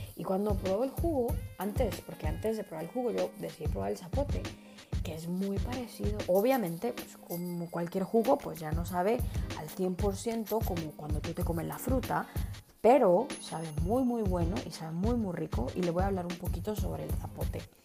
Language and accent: Spanish; Guatemala; como, como chapines